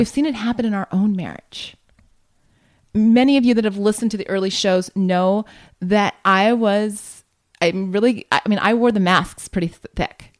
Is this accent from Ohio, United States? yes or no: yes; Columbus, Ohio, United States; moved away as an adult; now in California, United States; that's my home, home territory there growing up in Columbus, Ohio